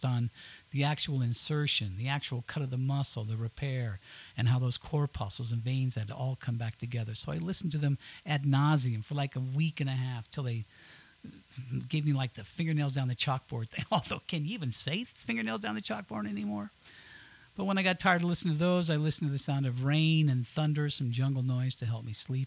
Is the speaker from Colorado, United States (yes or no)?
yes; Southern Colorado, United States; moved away as an adult; also born or lived in Knoxville / Miami; I'm from Southern Colorado